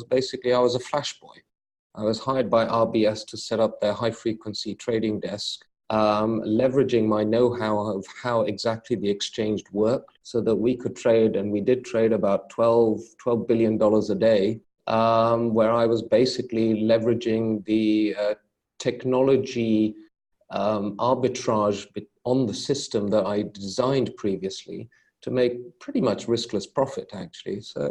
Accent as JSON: {"language": "English", "region": "London", "country": "United Kingdom", "tie": "born or raised there", "lives_now": "Luxembourg", "said": "As you say, I was born and brought up in London."}